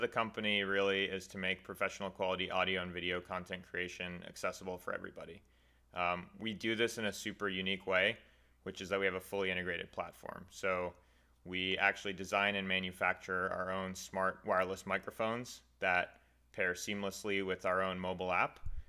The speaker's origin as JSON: {"language": "English", "town": "Lexington", "region": "Massachusetts", "country": "United States", "said": "Yeah, I'm from Lexington, Massachusetts, just outside of Boston."}